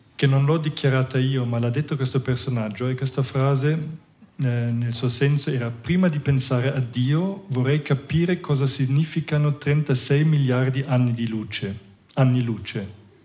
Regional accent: Germany; Italian is a second language; moved away as an adult; now in Ticino, Switzerland; sono cresciuto in Germania, ehm, sono venuto in Ticino

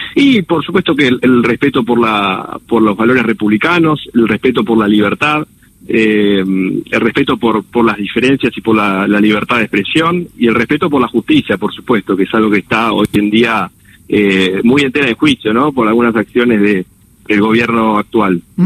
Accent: Argentina; nuestras posibilidades como argentinos

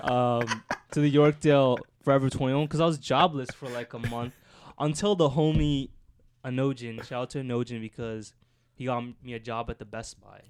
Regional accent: Scarborough, Ontario, Canada; I'm from Scarborough as well

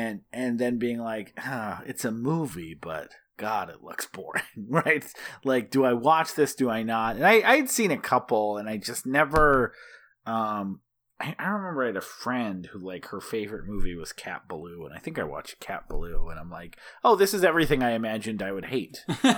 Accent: Midwest, United States; I grew up in the Midwest, and I fucking don't like, I actually think like open plains is kind of ugly.

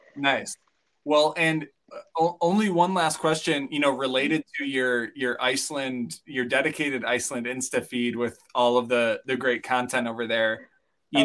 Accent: near Bemidji, Minnesota, United States; moved away; we grew up near Bemidji

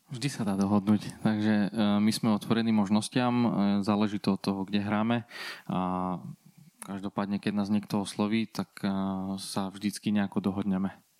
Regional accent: Bardejov, Prešov Region, Slovakia; u nás v Bardiove

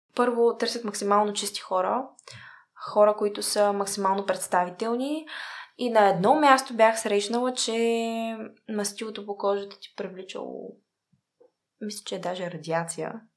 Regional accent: Bulgaria; also born or lived in Sofia; преди всичко съм българка

